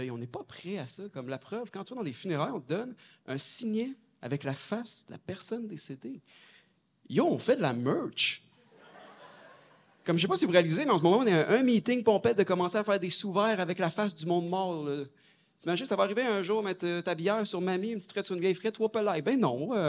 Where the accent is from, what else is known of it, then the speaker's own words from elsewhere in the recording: Saint-Tite, Quebec, Canada; Je viens, je viens d'ici. En fait, j'ai un petit village à côté. Je viens de Saint-Tite.